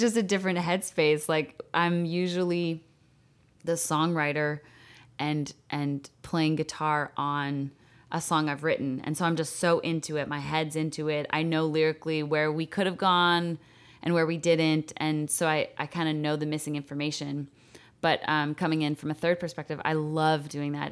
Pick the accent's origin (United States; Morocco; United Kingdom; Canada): Canada; Calgary, Alberta; I'm from Calgary, Canada